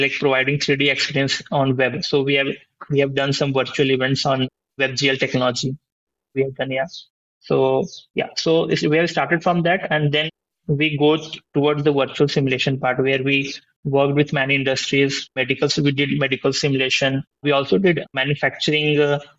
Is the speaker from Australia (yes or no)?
no; India; I was born in India and lived in multiple cities here.